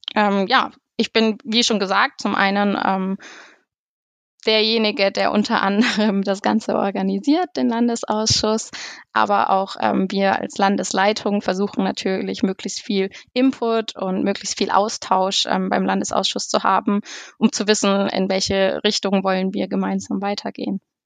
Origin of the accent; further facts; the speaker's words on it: Neuendettelsau, Bavaria, Germany; Ich komme aus Neuen-Dettelsau im Kreisverband Ansbach, dem Bezirk Obermittelfranken